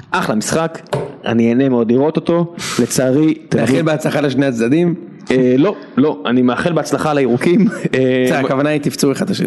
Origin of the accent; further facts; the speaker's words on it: Israel; אנחנו ישראלים